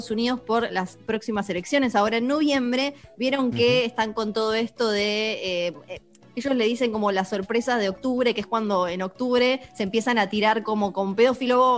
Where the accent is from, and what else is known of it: Argentina